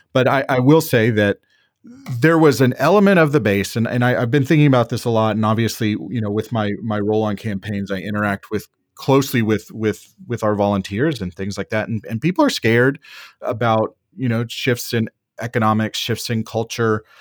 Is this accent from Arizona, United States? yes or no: no; Wichita Falls, Texas, United States; moved away as an adult; now in Washington, D.C., United States; I was born and raised in Wichita Falls, Texas, so, so North Texas